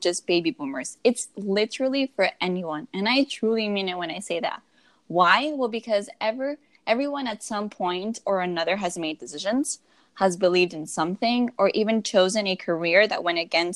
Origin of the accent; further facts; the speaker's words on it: Miami, Florida, United States; moved away as an adult; also born or lived in Seattle area, Washington; now in Seattle, United States; we both were born and raised in El Calorcito de Miami, Florida